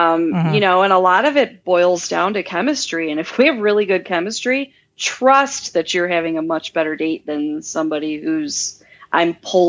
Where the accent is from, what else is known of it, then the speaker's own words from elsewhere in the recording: Midwest, United States; I mean, I'm from the Midwest, you know, I mean, I'm very down to earth.